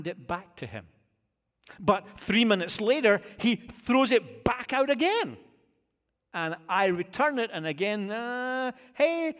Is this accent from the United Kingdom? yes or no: yes; United Kingdom; now in United States; As a Brit